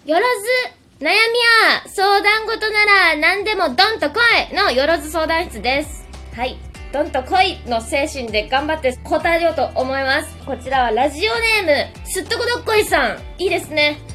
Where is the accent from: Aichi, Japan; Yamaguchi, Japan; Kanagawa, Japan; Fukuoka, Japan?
Fukuoka, Japan; 私の地元福岡ビートステーションにて